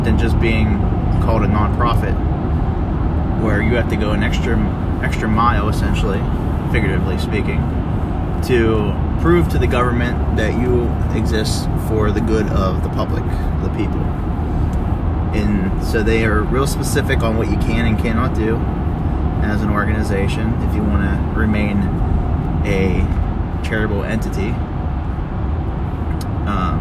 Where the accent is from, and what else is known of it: United States